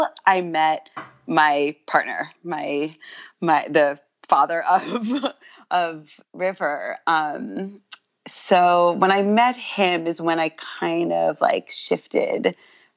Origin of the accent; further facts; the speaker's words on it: New York City, New York, United States; I'm from New York, born and raised in Queens